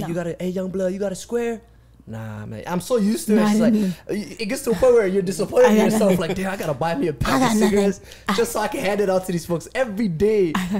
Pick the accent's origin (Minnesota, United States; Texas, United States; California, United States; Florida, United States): Minnesota, United States; Minneapolis; I grew up in the city. I grew up in Minneapolis, Cedar Riverside.